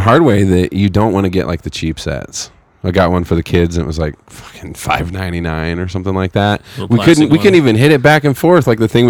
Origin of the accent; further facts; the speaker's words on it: Fresno, California, United States; growing up in Fresno